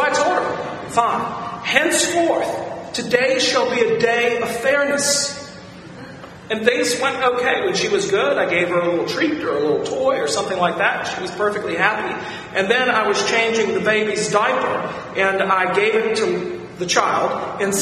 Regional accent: Virginia, United States; moved away as an adult; my hometown for dinner one night in Virginia

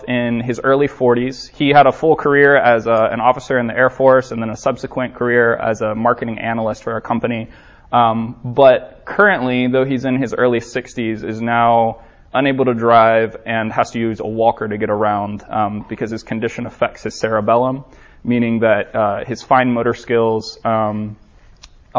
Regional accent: Orlando, Florida, United States; I'm from Orlando, Florida

